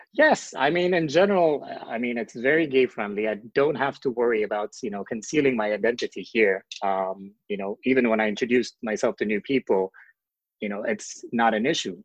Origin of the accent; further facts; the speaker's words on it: Ethiopia; moved away as an adult; now in California, United States; I'm originally from Ethiopia, and I was granted asylum in the United States last year in 2019